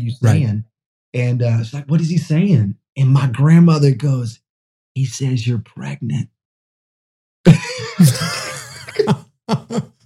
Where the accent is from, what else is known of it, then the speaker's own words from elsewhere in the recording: Orlando, Florida, United States; moved away as an adult; also born or lived in Memphis, Tennessee; now in San Antonio, United States; I grew up mostly in Florida